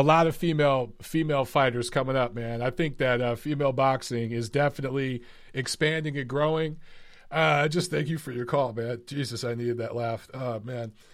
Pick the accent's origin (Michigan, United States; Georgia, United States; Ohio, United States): Michigan, United States; I'm from Michigan